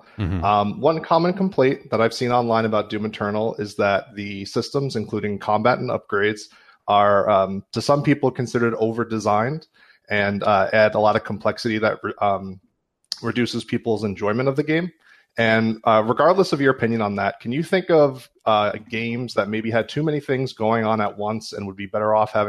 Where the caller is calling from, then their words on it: Long Island, New York, United States; I'm calling from Long Island, New York.